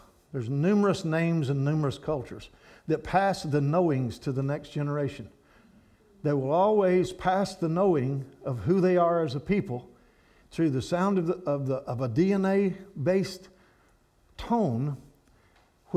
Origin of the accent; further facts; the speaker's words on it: Kentucky, United States; where I'm from, there's no flat, cold, nothing there. The hills and hollers of Kentucky